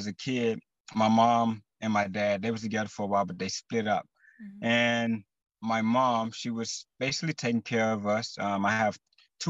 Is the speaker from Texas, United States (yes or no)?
yes; Texas, United States; I am from Texas